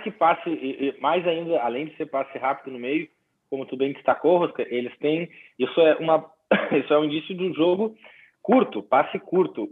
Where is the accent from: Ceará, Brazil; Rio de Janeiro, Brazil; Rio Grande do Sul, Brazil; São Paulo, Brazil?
Rio Grande do Sul, Brazil; Porto Alegre; moved away; tô aqui em, em Porto Alegre, minha terra natal aqui para essa final de ano